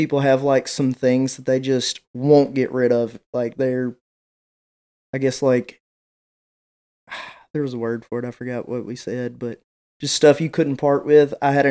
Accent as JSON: {"language": "English", "region": "West Tennessee", "country": "United States", "said": "I'm from West Tennessee"}